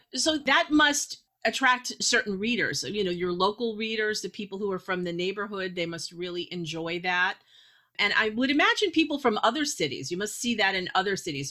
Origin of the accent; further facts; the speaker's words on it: Massachusetts, United States; also born or lived in New York; I was born in New York, and even though I was a little girl when we moved to Massachusetts